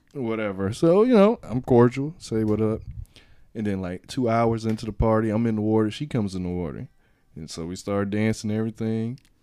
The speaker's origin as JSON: {"language": "English", "town": "Miami", "region": "Florida", "country": "United States", "said": "I'm from Miami"}